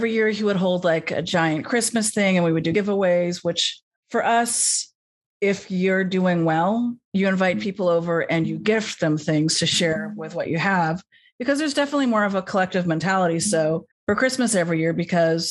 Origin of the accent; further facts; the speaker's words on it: Los Angeles, California, United States; I grew up in Los Angeles